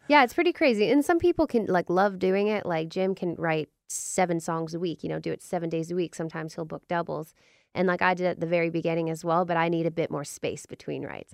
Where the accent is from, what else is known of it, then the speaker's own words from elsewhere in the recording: Vancouver, British Columbia, Canada; moved away as an adult; now in Nashville, United States; we're from Vancouver, British Columbia, but we've been in Nashville for the last four years